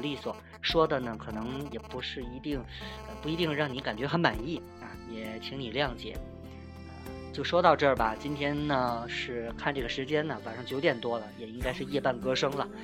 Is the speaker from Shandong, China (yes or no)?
no; Tianjin, China; 特别是作为天津人嘛